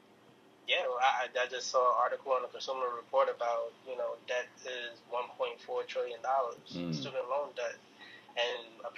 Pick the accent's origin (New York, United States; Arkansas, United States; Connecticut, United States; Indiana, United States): New York, United States; New York City; I was born and raised in Harlem, in New York